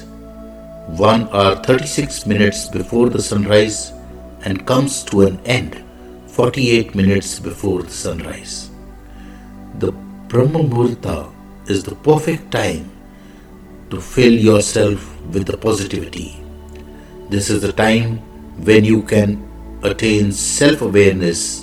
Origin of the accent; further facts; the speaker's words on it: India; I am the Indian monk